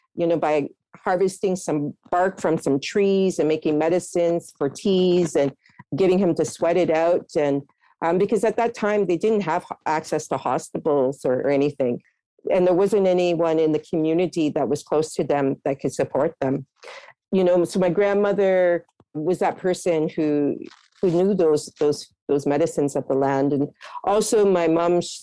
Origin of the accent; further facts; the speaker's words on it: Toronto, Ontario, Canada; also born or lived in Halifax, Nova Scotia; I was growing up in Scarborough everywhere was forested areas